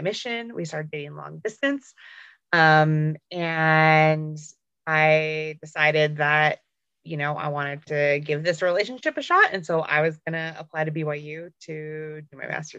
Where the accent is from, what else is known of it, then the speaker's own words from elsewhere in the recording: Southern Alberta, Canada; also born or lived in Provo, Utah; So I grew up in Southern Alberta, which is basically Utah in Canada